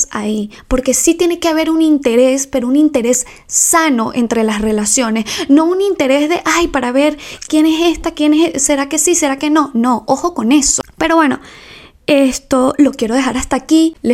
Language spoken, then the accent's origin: Spanish; Ecuador; moved away; Me vine de Ecuador y aún seguimos teniendo una amistad.